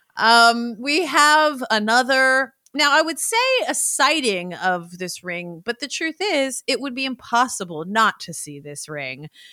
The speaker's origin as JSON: {"language": "English", "area": "Bay Area", "region": "California", "country": "United States", "tie": "born or raised there", "said": "my hometown in the Bay Area."}